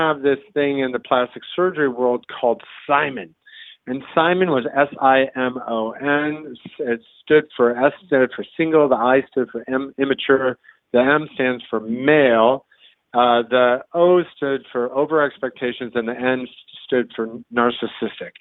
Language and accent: English; Iowa, United States; I grew up in Iowa